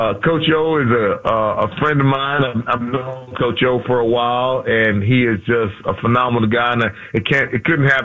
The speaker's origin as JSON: {"language": "English", "town": "Houston", "region": "Texas", "country": "United States", "also_born_or_lived": "Louisiana / Minneapolis", "moved": "as an adult", "said": "I'm from Houston."}